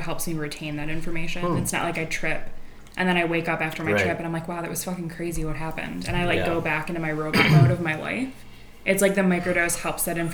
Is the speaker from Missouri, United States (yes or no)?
no; Detroit, Michigan, United States; now in Los Angeles, United States; I'm from Detroit, blue collar.